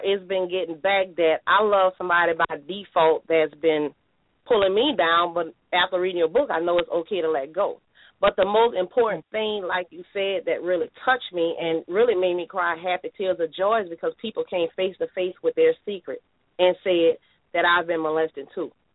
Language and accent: English; New Orleans, Louisiana, United States; I'm from New Orleans, Louisiana, born and raised.